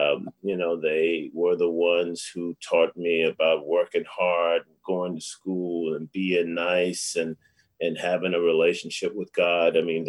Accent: Lunenburg County, rural Virginia, United States; moved away; I'm a country boy. I was born and raised in a little small town in rural Virginia, a little town called Lunenburg County, population 1,200. My town, Cambridge, population 1,200.

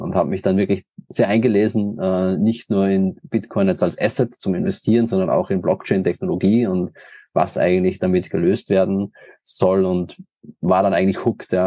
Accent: Linz, Upper Austria, Austria; ich komme aus Österreich, äh, nicht aus Wien, sondern aus dem in Deutschland am nächsten gelegenen Hauptstadt Linz, also aus Oberösterreich

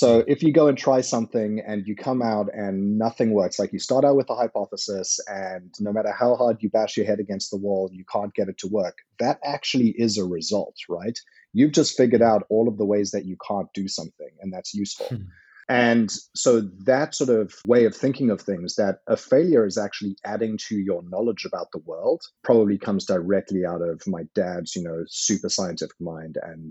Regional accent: South Africa; moved away; I benefited from growing up in South Africa

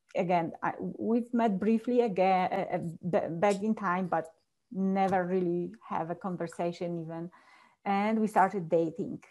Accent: Poland; English is a second language; now in Colorado, United States; I was born and raised in a very small village back in Poland

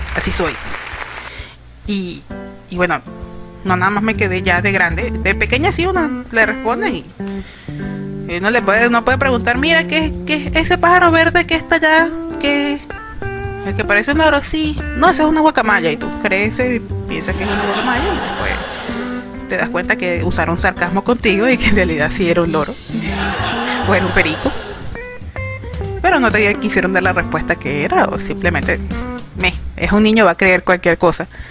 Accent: Venezuela; mi país, Venezuela

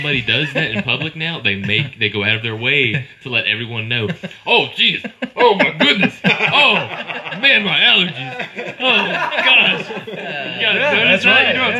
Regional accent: Thomasville, North Carolina, United States; also born or lived in Winston-Salem, North Carolina; I was born in Winston, then I moved to Thomasville. And just been there ever since. It's a cool town, though

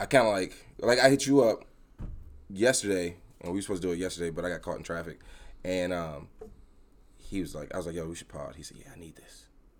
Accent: East Coast, United States; I'm from the East Coast. He's from the West Coast. I'm black.

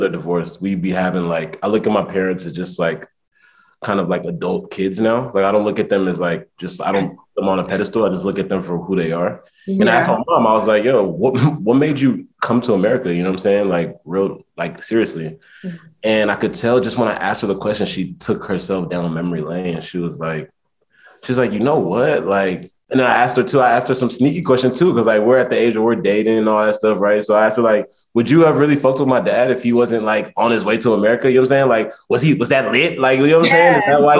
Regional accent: the Bay Area, California, United States; moved away as an adult; also born or lived in Hampton, Virginia / New York / Nigeria (ancestry); now in Chicago, United States; I grew up in the Bay

